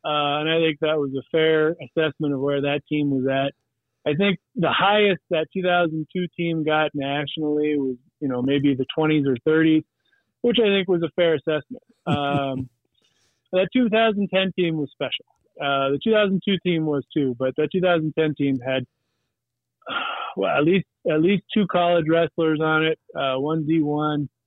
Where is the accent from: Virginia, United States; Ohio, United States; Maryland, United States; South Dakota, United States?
South Dakota, United States; Whitewood; I grew up in Whitewood